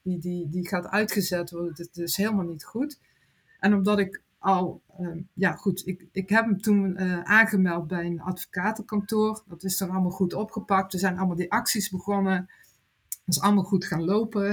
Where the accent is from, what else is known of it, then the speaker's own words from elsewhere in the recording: Netherlands; Ik ben Nederlander